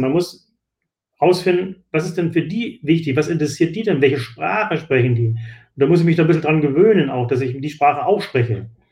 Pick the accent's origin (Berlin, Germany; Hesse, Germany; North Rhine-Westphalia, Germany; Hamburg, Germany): Hamburg, Germany; Ich, ich komme aus Hamburg